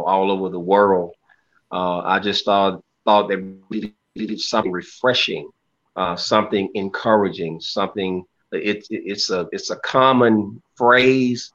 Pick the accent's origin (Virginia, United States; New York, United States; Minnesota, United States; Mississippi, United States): Mississippi, United States; Clarksdale; now in North Little Rock, United States; I'm originally from Mississippi, Clarksville, Mississippi, northern Mississippi